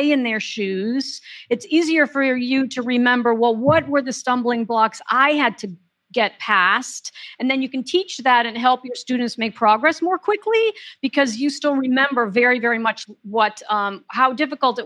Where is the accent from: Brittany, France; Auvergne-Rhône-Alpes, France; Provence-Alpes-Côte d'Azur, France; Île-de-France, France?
Île-de-France, France; Paris; I grew up in Paris